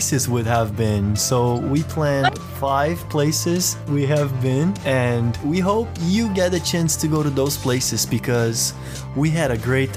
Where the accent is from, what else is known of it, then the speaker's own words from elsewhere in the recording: Brazil; moved away; I'm from Brazil